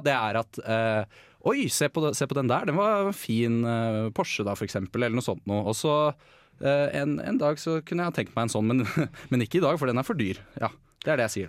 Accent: Bærum, Akershus, Norway; jeg, er fra Bærum

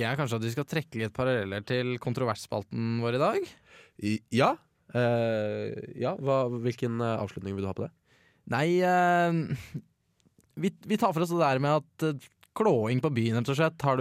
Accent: Northern Norway, Norway; Jeg er fra, fra Nord-Norge.

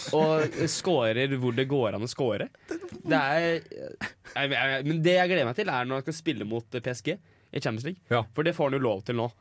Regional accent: Norway; jeg er fra Norge

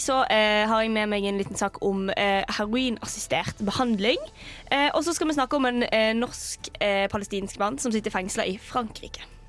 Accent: Western Norway, Norway; Jeg er fra Vestlandet

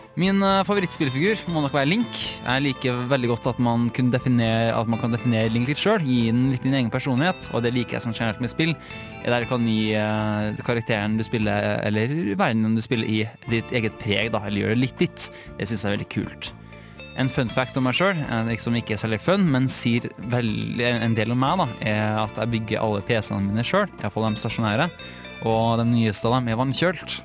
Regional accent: Trondheim, Trøndelag, Norway; Jeg kommer fra Trondheim.

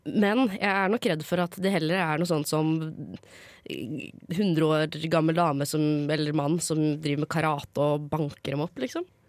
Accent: Lørenskog, Akershus, Norway; jeg kommer fra Lørenskog, som er rett utenfor eh, Oslo

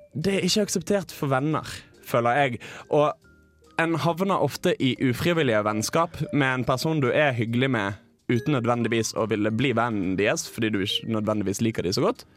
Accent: Bergen, Vestland, Norway; jeg går på et utested eh, hjemme i Bergen. Dette er året jeg er på folkehøyskole, så eh, jeg er hjemme i høstferien

